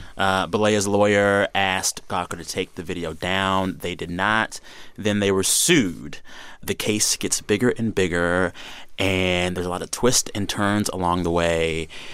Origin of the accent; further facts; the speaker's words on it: Texas, United States; moved away; That is my home state